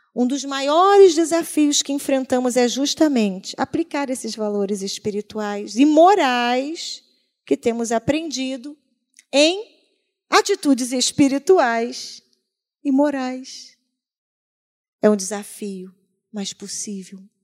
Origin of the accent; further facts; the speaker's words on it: Brazil; also born or lived in South Korea; é a minha terra